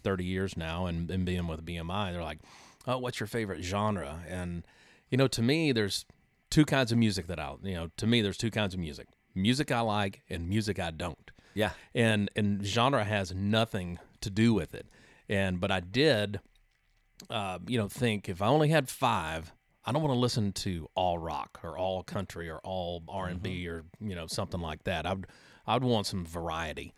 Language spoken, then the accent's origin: English; Texas, United States; moved away as an adult; also born or lived in Nashville; growing up in Texas